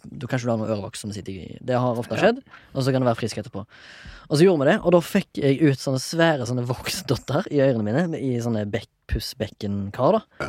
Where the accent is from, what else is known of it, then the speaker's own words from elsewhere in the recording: Haugesund, Rogaland, Norway; jeg kommer fra, fra Haugesund og har, kommer fra en sånn båtfamilie